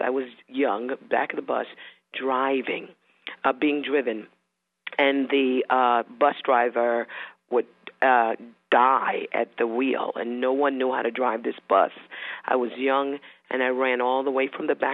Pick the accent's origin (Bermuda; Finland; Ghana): Bermuda; I was born in Bermuda